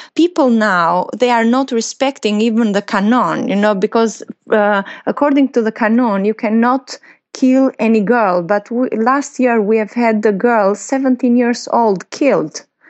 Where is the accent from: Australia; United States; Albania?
Albania; here in Albania